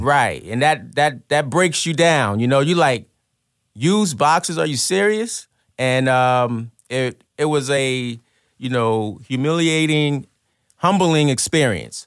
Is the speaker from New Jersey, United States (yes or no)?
yes; Trenton, New Jersey, United States; I'm from Trenton, New Jersey. I grew up, um, in a drug-infested, violent neighborhood